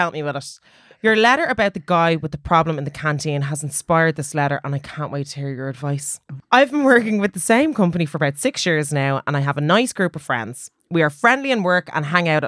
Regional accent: Ireland; I'm Irish.

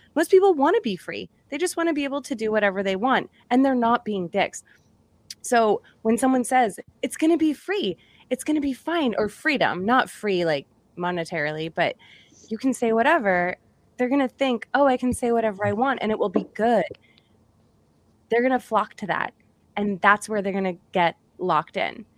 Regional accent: Massachusetts, United States; moved away; also born or lived in Indiana; I'm from Massachusetts, so I'm, I'm from the East Coast as well.

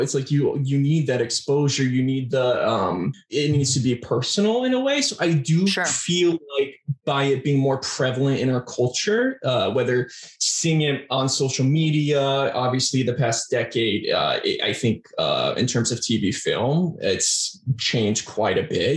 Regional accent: Arizona, United States; also born or lived in California; primarily grew up in Arizona

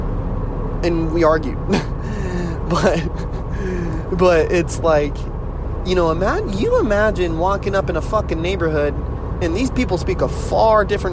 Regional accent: United States; I'm Native American

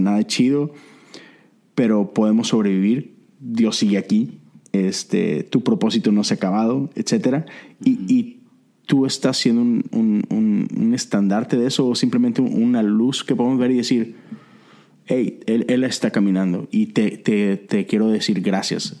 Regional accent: Monterrey, Nuevo León, Mexico; moved away as an adult; now in Houston, United States; yo soy de Monterrey, pero tengo ya nueve años acá en Estados Unidos.

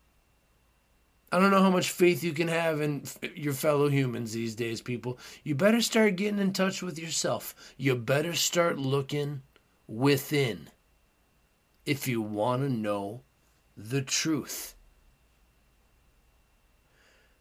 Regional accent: United States; as an American

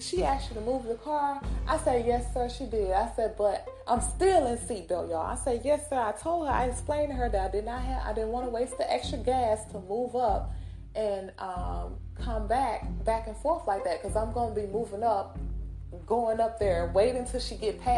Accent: Mississippi, United States; accent: country; I'm from Mississippi. So I may be a little country on here

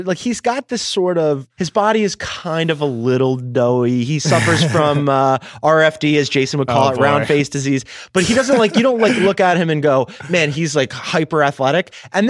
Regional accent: Philadelphia, Pennsylvania, United States; as a Philadelphian

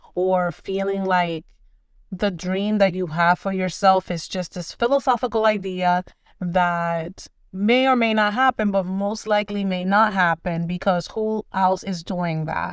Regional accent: Dominican Republic; moved away; I am originally from the Dominican Republic.

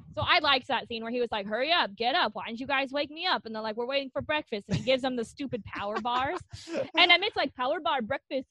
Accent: United States; growing up in America

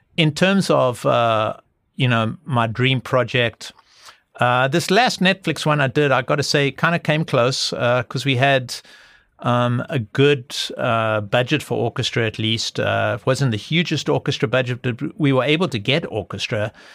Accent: South Africa; growing up in South Africa

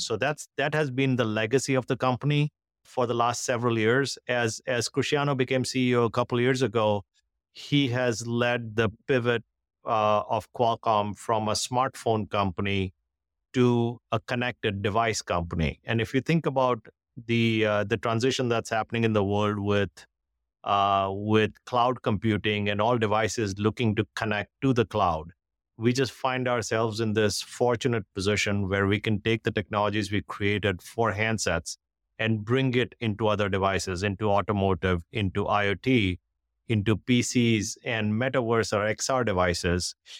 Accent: India; moved away as an adult; now in United States; I grew up in India, uh, went to engineering school in India

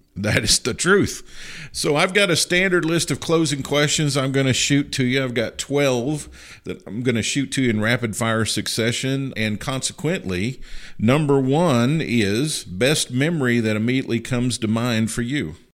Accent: Marshall County, Western Kentucky, United States; now in Missouri, United States; my high school where I grew up in my hometown at Marshall County High School in Western Kentucky

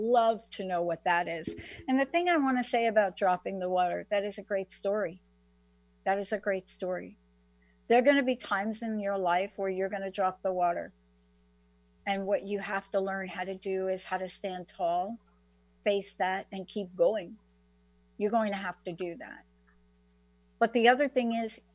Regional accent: New Jersey, United States; growing up in New Jersey, I was walking on the beach at the Jersey Shore

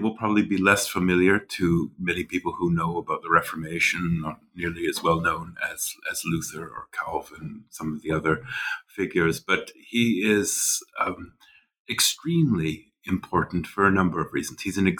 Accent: the western prairies of Canada, Canadian Prairies, Canada; moved away as an adult; also born or lived in Nova Scotia, Canada / St Andrews, Scotland / Germany; now in New Haven, United States; I grew up in Canada, the western prairies of Canada, and then studied for many years in Nova Scotia on the East Coast, made my way across the Atlantic to Scotland, St. Andrews, where I did my PhD, and during that time spent a lot of time in Switzerland.

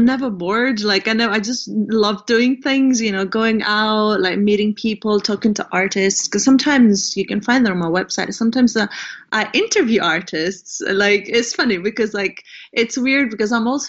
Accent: Greece; also born or lived in Amsterdam, Netherlands; now in Scotland, United Kingdom; I'm based in the UK, but I'm originally from Greece.

